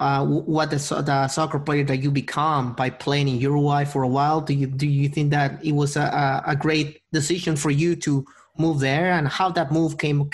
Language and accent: English; Peru; now in Halifax, Canada; I'm from Peru